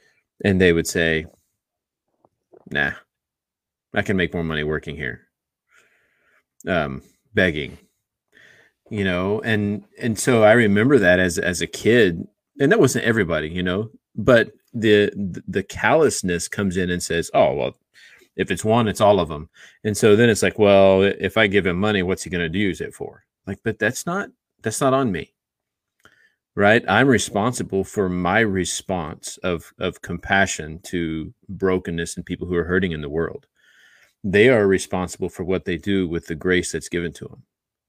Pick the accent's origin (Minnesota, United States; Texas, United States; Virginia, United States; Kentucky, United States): Texas, United States; Austin; growing up in Austin, you know, every street corner, someone is asking for something.